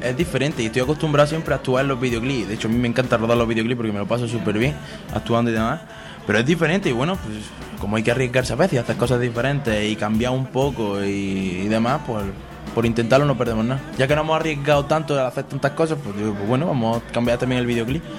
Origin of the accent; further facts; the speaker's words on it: Granada, Andalusia, Spain; español de Granada que canta reggaeton